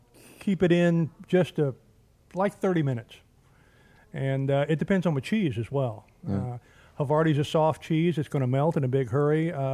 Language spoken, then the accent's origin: English; Dallas, Texas, United States; accent: southern; moved away; also born or lived in Tallahassee, Florida; Raised in Dallas.